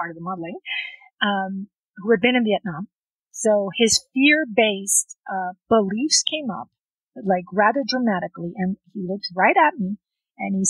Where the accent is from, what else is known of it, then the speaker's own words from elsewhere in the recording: South Texas, United States; also born or lived in Lyon, France; They raised us in South Texas